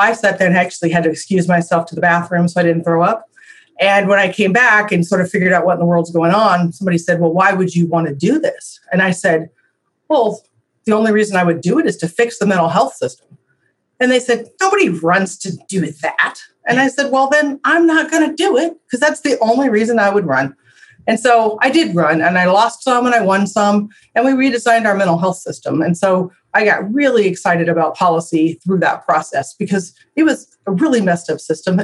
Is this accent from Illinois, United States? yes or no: yes; Illinois, United States; moved away as an adult; now in Iowa, United States; I was raised in Illinois